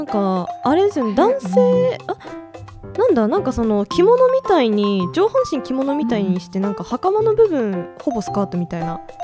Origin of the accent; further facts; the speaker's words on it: Hokkaido, Japan; 実家の近くにアイヌアイヌの資料館が